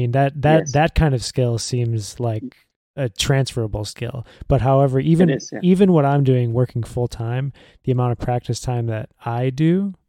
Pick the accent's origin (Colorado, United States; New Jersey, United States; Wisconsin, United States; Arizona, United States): Wisconsin, United States; Elkhart Lake; my hometown of Elkhart Lake, Wisconsin.